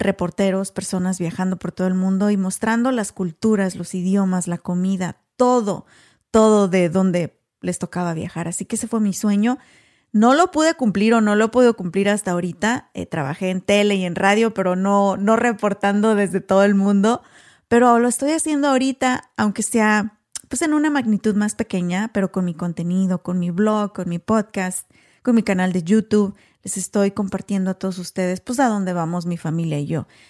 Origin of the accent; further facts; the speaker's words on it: Apaseo el Alto, Guanajuato, Mexico; first language Spanish; moved away as an adult; now in United States; soy originaria de Apaso el Alto, Guanajuato